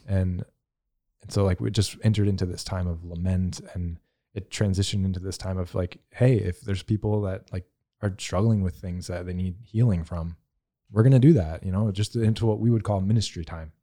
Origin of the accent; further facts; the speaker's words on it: the South, United States; I'm from the South, so I have a lot of that Southern Baptist